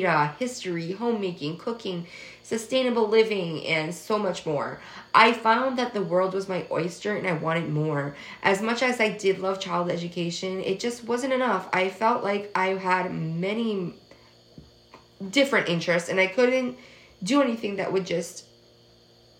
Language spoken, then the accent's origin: English; Massachusetts, United States; moved away; also born or lived in Atlantic Canada; I grew up in Massachusetts, so I went to an all-English school, and my main language was English growing up.